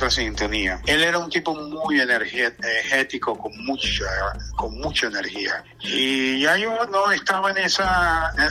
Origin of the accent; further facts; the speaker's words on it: Venezuela; moved away; yo me vine de Venezuela porque no tenía demasiada, demasiada negocio y demasiadas ocupaciones.